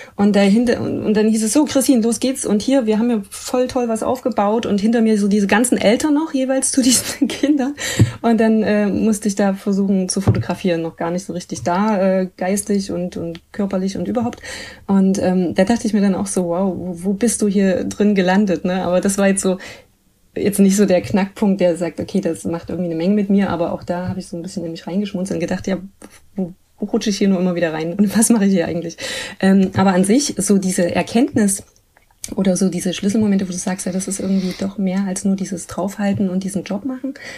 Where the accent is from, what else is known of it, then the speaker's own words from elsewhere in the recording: Leipzig, Saxony, Germany; ich bin ja so an der Ecke Musikerviertel ähm, groß geworden